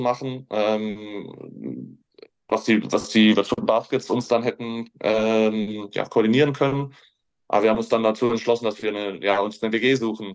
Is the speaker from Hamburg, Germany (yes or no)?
no; Heckfeld, Baden-Württemberg, Germany; now in Würzburg, Germany; ist ein kleines Dorf, ähm, in dem ich aufgewachsen bin.